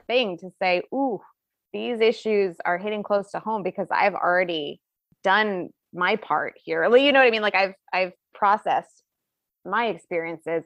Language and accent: English; Bonner, Montana, United States; I'm from Bonner, which is outside of Missoula.